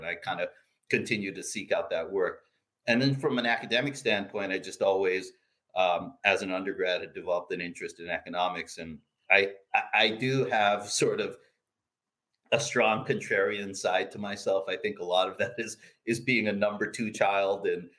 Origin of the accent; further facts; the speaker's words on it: Philippines; I really started getting passionate about baseball as a kid growing up in the Philippines.